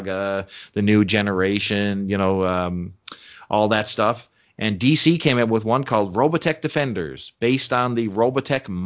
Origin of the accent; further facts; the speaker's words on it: Canada; As a Canadian